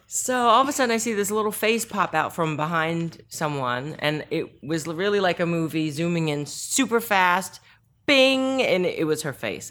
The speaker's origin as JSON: {"language": "English", "region": "Northern Virginia", "country": "United States", "tie": "born or raised there", "also_born_or_lived": "South Korea", "first_language": "Korean", "second_language": "English", "said": "I grew up in Northern Virginia"}